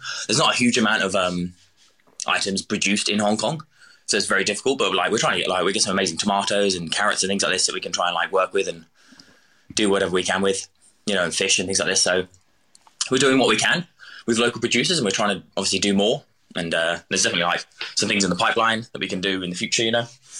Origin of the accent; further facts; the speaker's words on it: East of England, United Kingdom; So I'm from Suffolk originally, which is kind of like the southeast coast, you know.